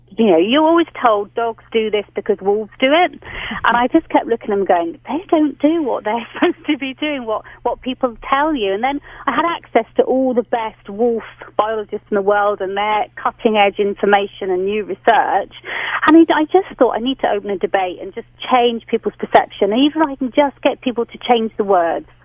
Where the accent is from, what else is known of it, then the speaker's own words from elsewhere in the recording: England, United Kingdom; now in London, United Kingdom; I'm being typically English today.